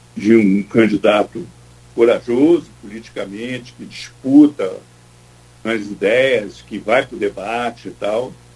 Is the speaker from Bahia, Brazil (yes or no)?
no; Rio de Janeiro, Brazil; accent: carioca; also born or lived in São Paulo; Eu sou paulista. Tenho sotaque de carioca, porque eu fui criado no Engenho Novo, no subúrbio do Rio de Janeiro, mas eu sou paulista